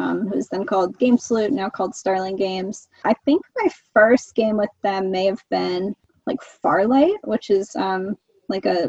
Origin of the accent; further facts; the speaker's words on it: Boston, Massachusetts, United States; moved away as an adult; now in Australia; I'm from Boston